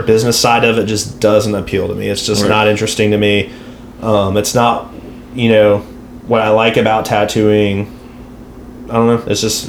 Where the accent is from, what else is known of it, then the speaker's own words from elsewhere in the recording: Texas, United States; moved away; I'm from Texas originally. That's where I'm from.